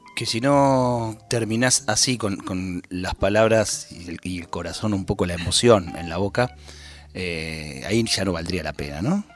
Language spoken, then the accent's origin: Spanish; Ramos Mejía, Buenos Aires Province, Argentina; nos venimos los dos de Ramos Mejía.